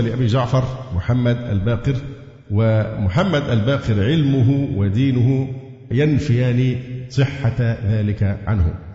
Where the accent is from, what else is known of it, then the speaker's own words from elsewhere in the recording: Egypt; عندنا في مصر